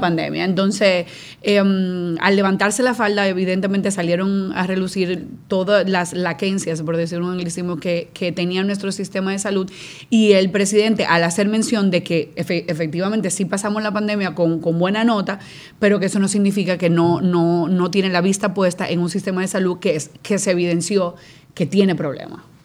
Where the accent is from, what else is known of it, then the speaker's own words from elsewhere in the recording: Dominican Republic; yo como dominicana